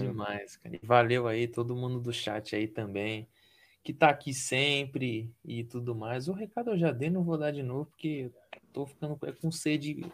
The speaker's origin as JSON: {"language": "Portuguese", "region": "Paraná", "country": "Brazil", "said": "sou do Paraná"}